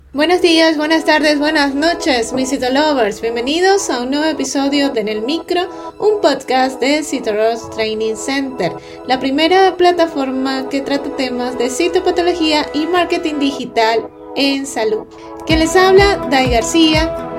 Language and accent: Spanish; Venezuela